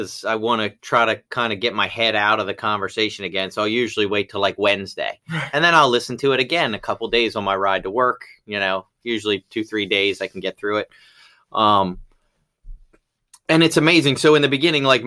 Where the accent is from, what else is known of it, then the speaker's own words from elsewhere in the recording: Baltimore, Maryland, United States; also born or lived in Rising Sun, Maryland; I grew up in Baltimore City in a predominantly white neighborhood in the city